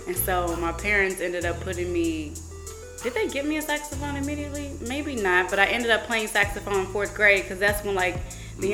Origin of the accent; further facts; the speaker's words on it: St. Louis, Missouri, United States; I grew up in the Normandy and Hazelwood Florissant district